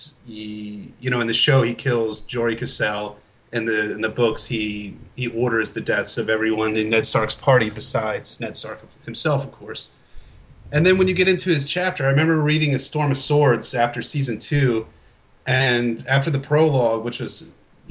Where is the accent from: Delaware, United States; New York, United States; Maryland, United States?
Maryland, United States; Baltimore; I'm from Baltimore originally